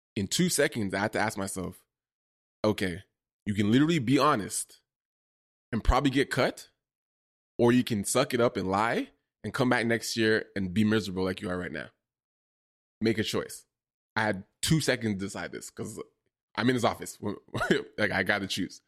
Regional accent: Toronto, Ontario, Canada; also born or lived in Ottawa; I'm from Toronto

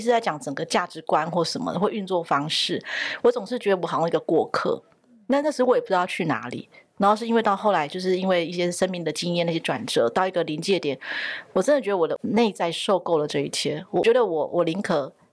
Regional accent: southern Taiwan, Taiwan; 因为我是在南部的家庭长大的

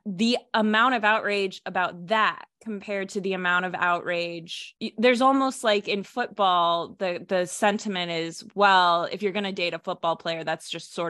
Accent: Cleveland, Ohio, United States; I'm from Cleveland

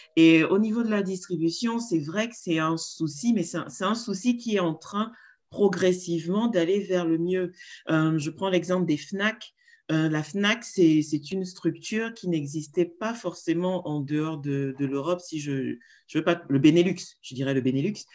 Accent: Cameroon; now in Congo; je suis camerounaise basée au Congo

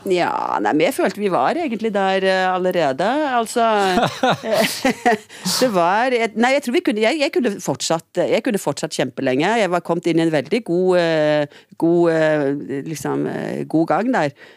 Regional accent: Trondheim, Trøndelag, Norway; now in Stavanger, Norway; jeg er født i Trondheim. Og så har jeg endt opp i Stavanger

